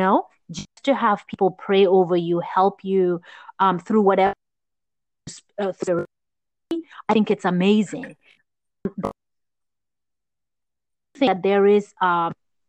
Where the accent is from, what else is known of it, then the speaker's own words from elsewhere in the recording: Gambia; moved away; growing up in Gambia